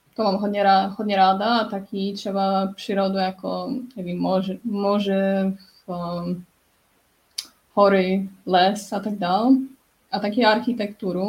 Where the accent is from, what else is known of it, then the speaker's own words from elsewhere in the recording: Poznań, Greater Poland, Poland; first language Polish; Czech is a second language; moved away as an adult; also born or lived in Canada / Finland / France; já bydlím, bydlím v, v Polsku, v Poznaní, kde, kde jsem se narodila, ale taky jsem žila jako deset let v zahraničí.